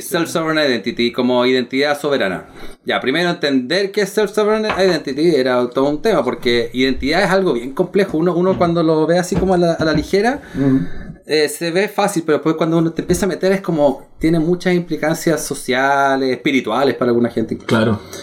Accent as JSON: {"language": "Spanish", "country": "Chile", "said": "soy chileno"}